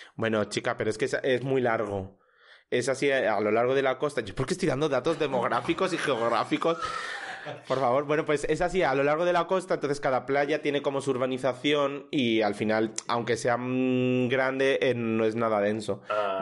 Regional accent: El Puerto de Santa María, Andalusia, Spain; now in Madrid, Spain; en mi pueblo, que sí que es mucho más pequeño

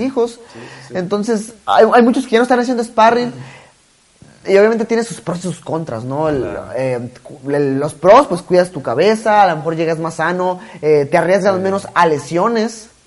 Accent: Mexico; yo como mexicano me siento muy orgulloso

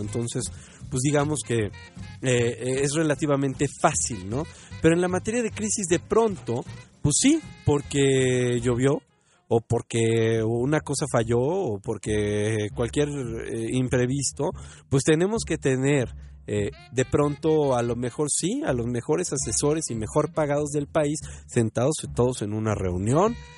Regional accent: Mexico; como mexicanos seamos conscientes

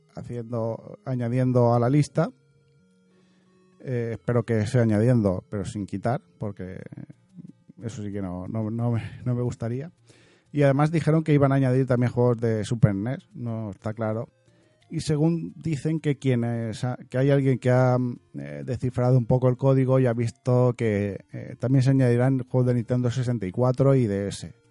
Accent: Region of Murcia, Spain; soy murciano

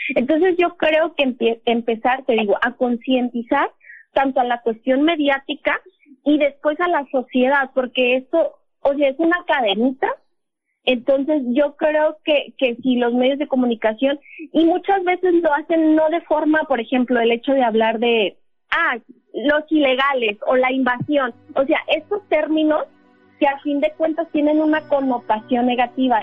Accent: Ciudad Juárez, Chihuahua, Mexico; moved away as an adult; now in Tijuana, Mexico; soy de Ciudad Juárez, viví mucho tiempo en Ciudad Juárez y pues los últimos seis años en Tijuana

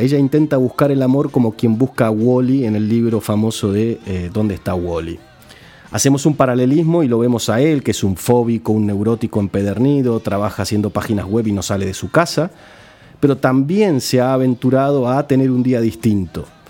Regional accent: Argentina; somos los argentinos

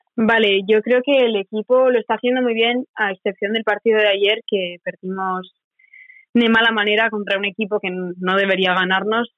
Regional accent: Spain; moved away as an adult; now in Corpus Christi, United States; siendo tres españolas

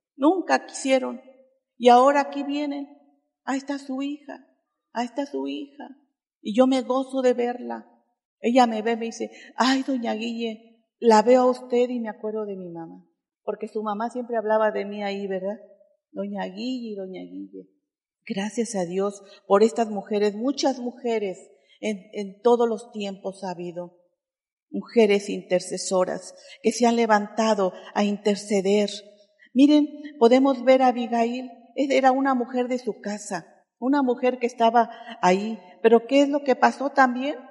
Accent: Oaxaca, Mexico; perdónanos como oaxaqueños

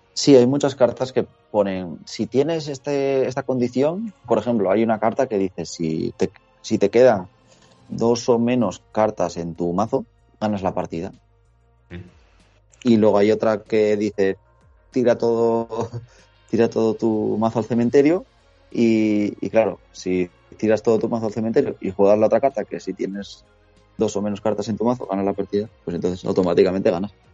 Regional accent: Asturias, Spain; moved away as an adult; also born or lived in Ponferrada / León; now in Valencia, Spain; yo eh, soy de Asturias, pero estudié la carrera en Ponferrada ah, y en León

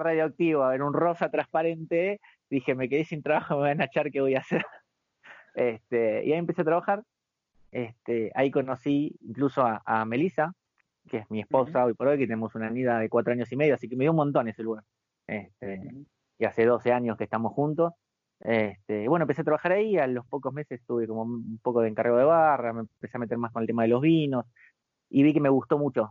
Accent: Buenos Aires, Argentina; also born or lived in Las Flores; yo nací acá en, va, nací acá, me crié acá de chico en Capital Federal y este, y después me mudé a Las Flores

